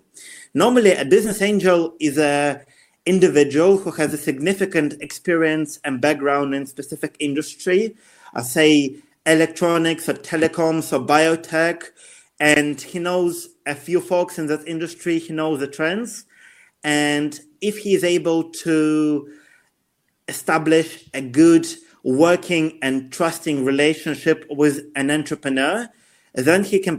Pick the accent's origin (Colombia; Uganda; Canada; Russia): Russia; also born or lived in United Kingdom; I used to live for the majority of my life in UK, even though I'm originally from Russia.